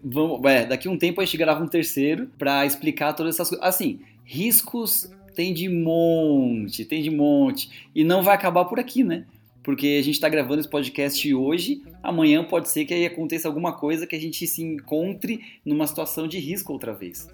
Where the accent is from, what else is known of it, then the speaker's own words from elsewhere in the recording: Brazil; moved away; Eu sou brasileiro